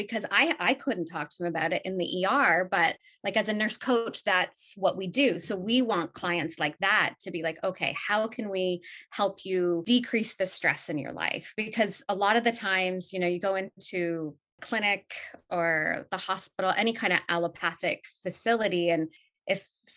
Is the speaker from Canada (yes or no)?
yes; Canada; I'm Canadian, born and raised